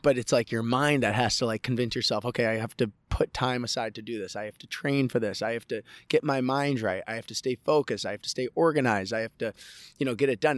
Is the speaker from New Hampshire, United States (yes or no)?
yes; Andover, New Hampshire, United States; also born or lived in Coeur d'Alene, Idaho; I grew up in Idaho and New Hampshire